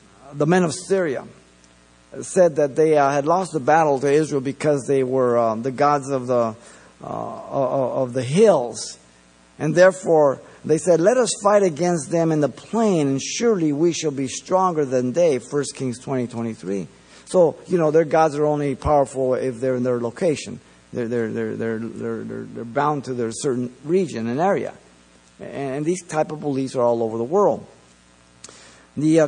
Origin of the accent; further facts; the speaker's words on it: Mexico City, Mexico; now in United States; I was born in Mexico City